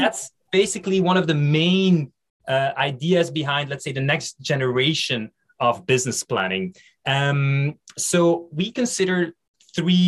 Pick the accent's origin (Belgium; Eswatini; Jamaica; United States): Belgium; English is a second language; Bilingual, I speak French and Dutch. I come from Belgium